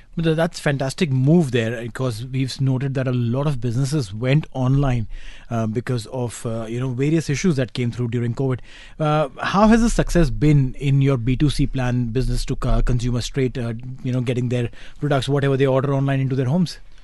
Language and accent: English; India; moved away; I come from India